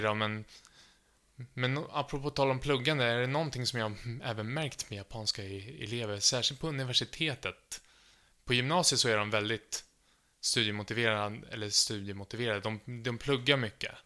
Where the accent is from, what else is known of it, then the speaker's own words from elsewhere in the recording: Sweden; jag är från Sverige och jag pluggar nu japanska på Stockholms universitet